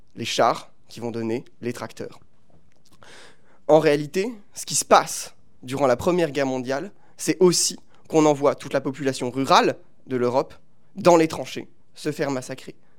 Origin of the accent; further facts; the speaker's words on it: Paris, Île-de-France, France; j'habite à Paris, j'ai grandi à Paris